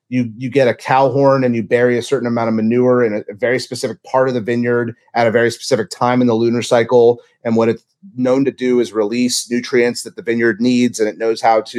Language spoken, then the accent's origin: English; Louisiana, United States; born there; I was born in Louisiana.